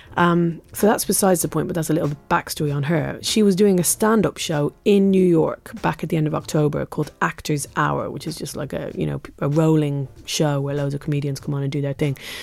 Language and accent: English; England, United Kingdom; as an English person